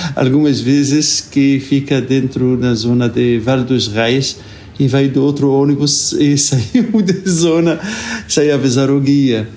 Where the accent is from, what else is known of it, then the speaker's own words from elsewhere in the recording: Cairo, Cairo Governorate, Egypt; Portuguese is a second language; moved away; also born or lived in Lisbon, Portugal; eu sou natural aqui de Cairo